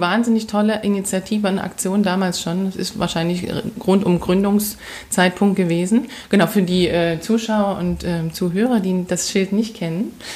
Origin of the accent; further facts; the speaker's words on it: Saxony, Germany; als Sächsin